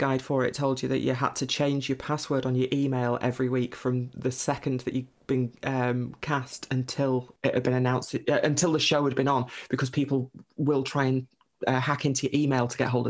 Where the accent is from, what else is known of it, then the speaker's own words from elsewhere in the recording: Lancashire, North West England, United Kingdom; also born or lived in Manchester; I grew up in Lancashire, which is where I'm back now. I moved out of the city about 18 months ago.